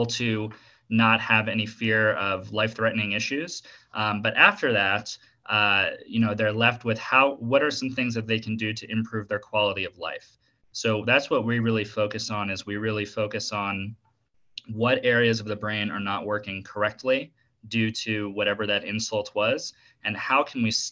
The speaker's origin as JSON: {"language": "English", "region": "South Florida", "country": "United States", "tie": "born or raised there", "also_born_or_lived": "Washington, D.C. / Tallahassee, Florida", "moved": "as an adult", "lives_now": "Denver, United States", "said": "I was born in Washington, D.C., and then grew up in South Florida by like Miami, Boca Raton area, and currently I'm living in Denver"}